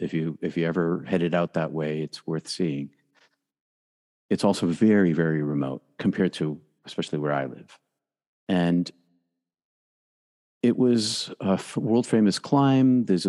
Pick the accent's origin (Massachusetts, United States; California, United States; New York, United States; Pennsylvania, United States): Massachusetts, United States; outside of Boston; I grew up outside of Boston. I went to Catholic high school, was raised Roman Catholic and Greek Orthodox.